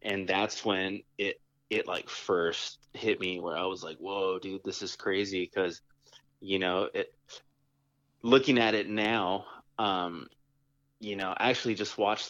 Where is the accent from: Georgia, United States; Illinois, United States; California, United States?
California, United States; San Jose; I'm from San Jose, California